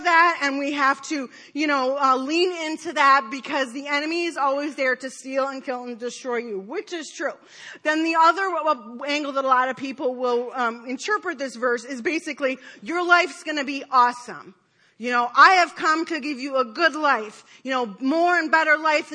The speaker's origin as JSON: {"language": "English", "town": "Detroit", "region": "Michigan", "country": "United States", "tie": "born or raised there", "said": "I grew up in Detroit"}